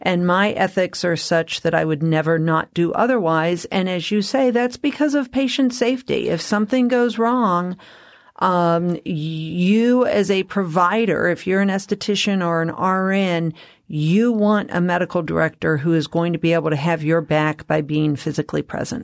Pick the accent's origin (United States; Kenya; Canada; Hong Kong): United States; Colorado; I'm from Colorado